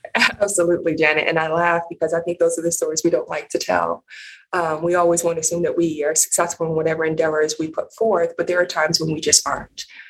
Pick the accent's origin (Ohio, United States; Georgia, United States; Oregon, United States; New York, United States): Ohio, United States; Cleveland; also born or lived in Michigan; grew up in the Midwest, um, Cleveland, Ohio